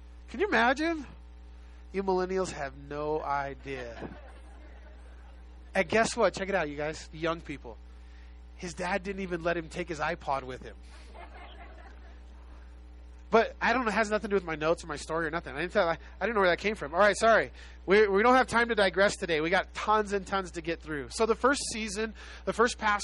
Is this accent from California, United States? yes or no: yes; Los Angeles, California, United States; I was born and raised in South Central Los Angeles, just a little south of South Central Los Angeles